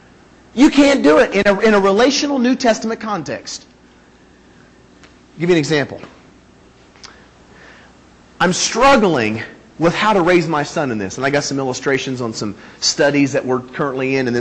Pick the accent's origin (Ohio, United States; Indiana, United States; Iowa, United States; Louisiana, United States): Indiana, United States; Northeastern; moved away; also born or lived in California; I was born in that little hole right there. Okay? Northeastern Indiana